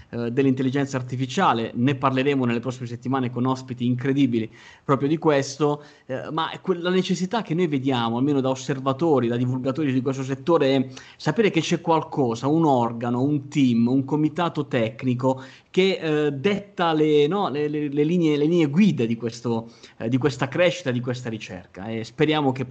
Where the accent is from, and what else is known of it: Altamura, Apulia, Italy